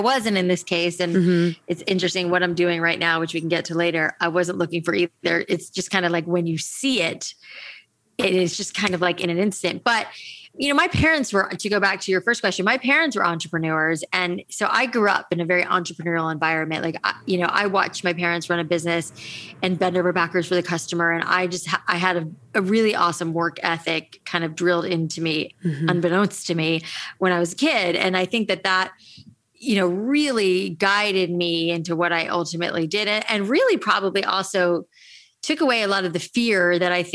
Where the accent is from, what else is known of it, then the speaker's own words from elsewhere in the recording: Florida, United States; I grew up in Florida